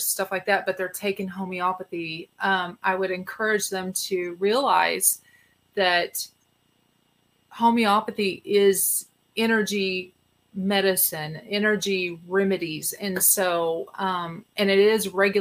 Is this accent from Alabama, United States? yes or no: no; Texas, United States; I'm a Texan.